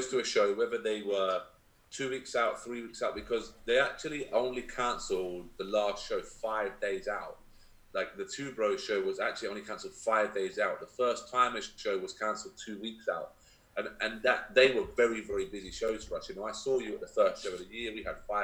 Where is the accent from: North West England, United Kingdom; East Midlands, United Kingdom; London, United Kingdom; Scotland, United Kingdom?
London, United Kingdom; moved away as an adult; also born or lived in Essex; now in Kent, United Kingdom; I'm born and bred in London, then moved to Essex, and then I moved to Kent to actually open this gym.